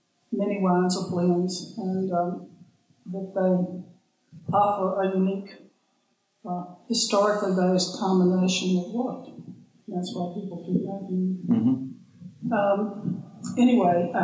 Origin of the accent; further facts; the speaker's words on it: Virginia, United States; moved away as an adult; also born or lived in New Zealand; now in Clevedon, New Zealand; I grew up in Virginia